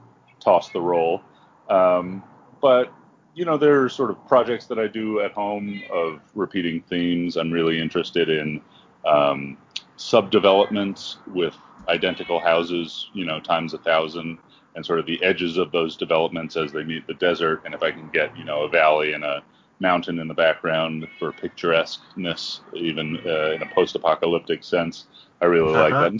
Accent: New York, United States; moved away as an adult; now in Albuquerque, United States; I grew up in New York

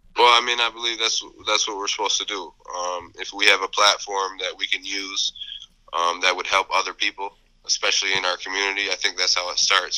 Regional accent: Michigan, United States; we're both from Michigan

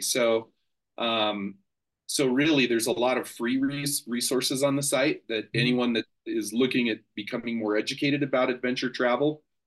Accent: Colorado, United States; I'm from Colorado. So I I have great mountains

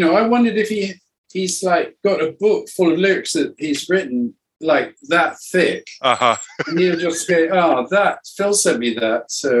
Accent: Cuba; English is a second language; also born or lived in South America; Some of them had a resonance for me because it sort of explored my growing up in Cuba and South America.

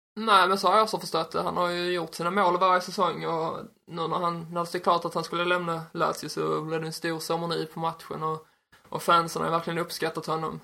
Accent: Ystad, Skåne, Sweden; jag är uppväxt i Ystad

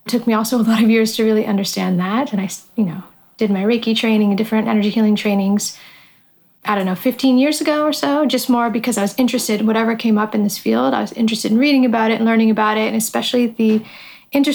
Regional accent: just over the border from Detroit, Ontario, Canada; moved away as an adult; also born or lived in Tokyo, Japan; just over the border from where I grew up in Canada

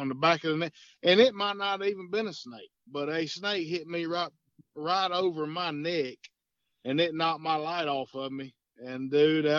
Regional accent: Sumrall, Mississippi, United States; I'm from Summerall, Mississippi, South Mississippi, about an hour and a half south of Jackson. I was born and raised here

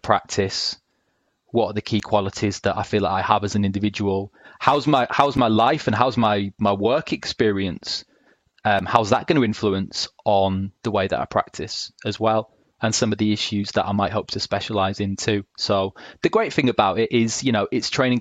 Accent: Hull, Yorkshire and the Humber, United Kingdom; now in South of England, United Kingdom; I'm based in the South now, have been for a decade, but I spent a large part of my childhood growing up in Hull in East Yorkshire

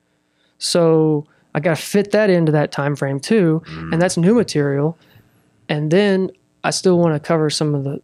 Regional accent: Russellville, Arkansas, United States; also born or lived in Fort Smith / Fayetteville; I was raised here in Russellville

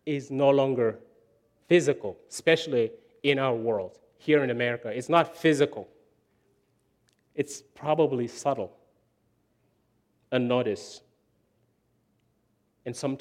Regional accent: Chad; moved away; I grew up in Chad, no electricity.

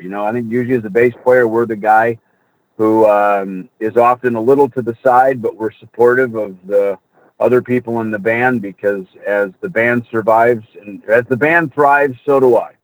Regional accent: Jackson, Minnesota, United States; also born or lived in Hollywood; now in Scottsdale, United States; I grew up on a farm in Minnesota, Jackson, Minnesota

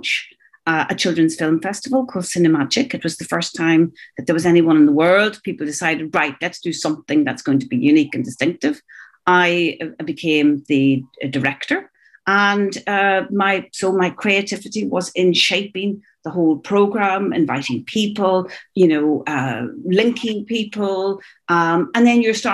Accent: Northern Ireland, United Kingdom; moved away as an adult; also born or lived in Dublin, Ireland / New York, United States; I was brought up in Northern Ireland, this very disrupted, particularly teenage life. I went to Trinity College at 18 and I wanted to escape the North

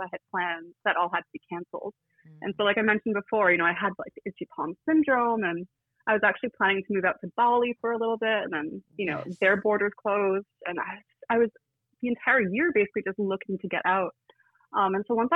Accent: Toronto, Ontario, Canada; moved away as an adult; also born or lived in New York City / Ottawa; I was born and raised in Toronto

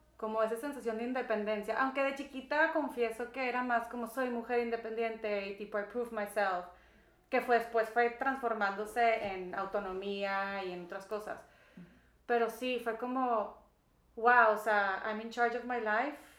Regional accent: Monterrey, Nuevo León, Mexico; moved away as an adult; yo nací en Monterrey, Nuevo León. Este, muy bendecida con mis papás y tengo dos hermanos mayores. Y pues estuve aquí em, pues hasta los 21 años

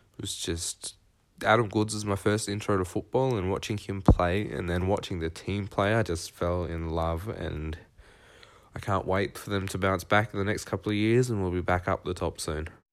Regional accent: Horsham, Victoria, Australia; I'm from Horsham, Victoria

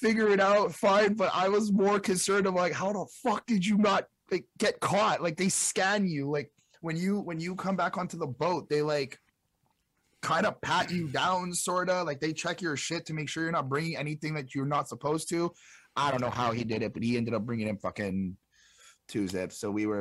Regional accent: Montreal, Quebec, Canada; we're basically all from Montreal

